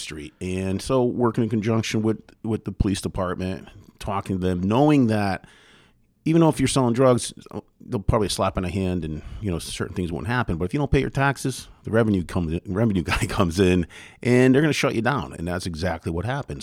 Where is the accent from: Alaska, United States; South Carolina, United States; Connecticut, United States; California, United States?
Connecticut, United States; Derby; Born and raised in Derby, still lived in Derby